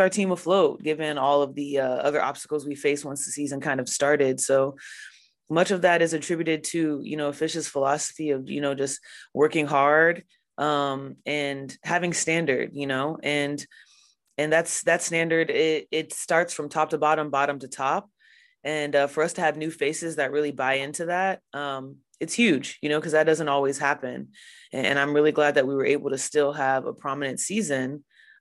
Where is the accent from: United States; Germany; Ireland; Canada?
United States; Houston, Texas; my hometown Houston